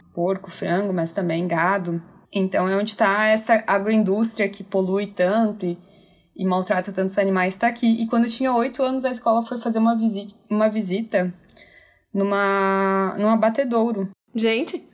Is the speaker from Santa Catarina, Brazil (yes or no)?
yes; Chapecó, Santa Catarina, Brazil; eu sou de Chapecó, Santa Catarina